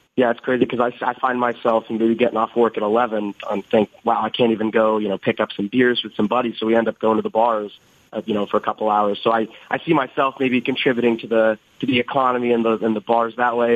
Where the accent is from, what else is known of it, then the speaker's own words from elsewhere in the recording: Las Vegas, Nevada, United States; moved away as an adult; now in Boston, United States; I'm from Vegas